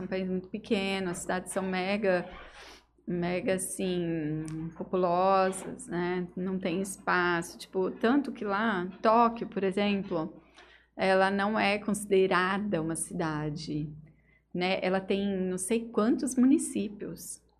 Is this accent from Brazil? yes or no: yes; Estrela d'Oeste, São Paulo, Brazil; moved away as an adult; now in Jales, Brazil; Eu vim de Estrela do Oeste